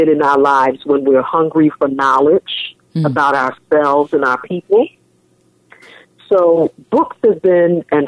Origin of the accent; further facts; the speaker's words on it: New York City, New York, United States; also born or lived in Manhattan / Bronx; I was born and raised in New York City